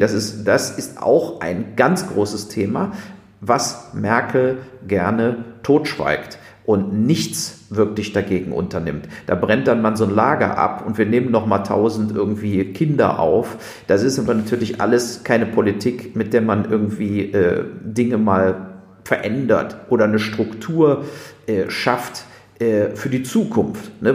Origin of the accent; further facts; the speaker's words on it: Germany; als Deutsche